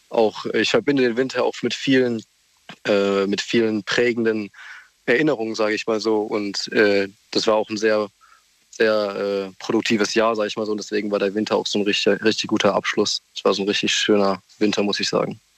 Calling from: Bobenheim-Roxheim, Rhineland-Palatinate, Germany; Ich komme aus Bobenheim-Roxheim.

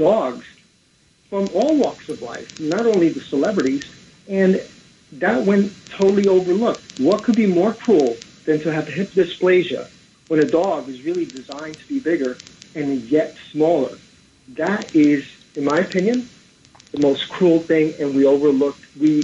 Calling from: Brooklyn, New York, United States; I'm from Brooklyn.

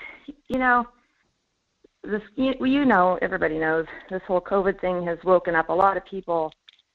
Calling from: Fairbanks, Alaska, United States; Hey, Michael … Fairbanks.

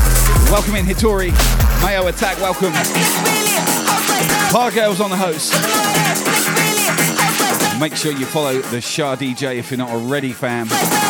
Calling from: Brisbane, Queensland, Australia; I'm streaming from Brisbane, the other side of the country, Australia.

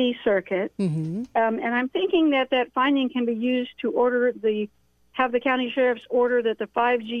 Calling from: California, United States; from California.

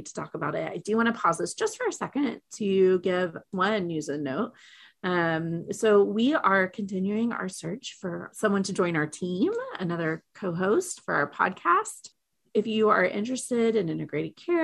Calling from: Oklahoma City, Oklahoma, United States; I am calling today from Oklahoma City, Oklahoma

